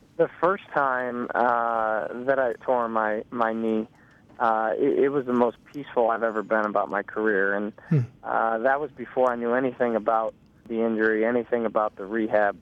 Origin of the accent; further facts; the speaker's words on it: St. Louis, Missouri, United States; I grew up in St. Louis, where soccer's always been a, a big sport